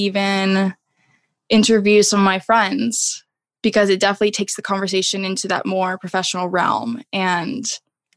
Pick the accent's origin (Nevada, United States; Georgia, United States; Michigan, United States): Nevada, United States; Las Vegas; moved away as an adult; also born or lived in San Diego; I'm originally from Las Vegas, but came to San Diego for school.